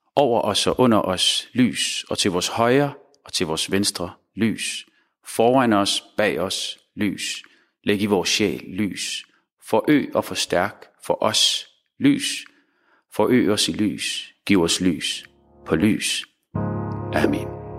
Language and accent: Danish; Denmark; som muslim, som dansk muslim